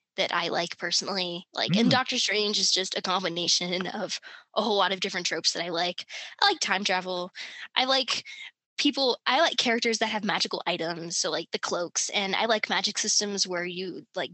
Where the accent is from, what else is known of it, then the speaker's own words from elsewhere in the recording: Fairfax, Virginia, United States; I was born in Fairfax